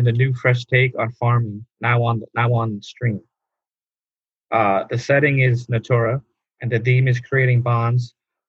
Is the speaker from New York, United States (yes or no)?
yes; New York, United States; we had it here too in New York